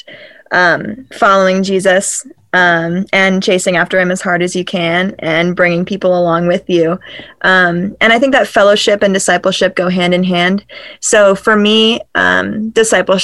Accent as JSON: {"language": "English", "town": "Baltimore", "region": "Maryland", "country": "United States", "moved": "as an adult", "lives_now": "Johnson City, United States", "said": "I'm originally from Baltimore, Maryland"}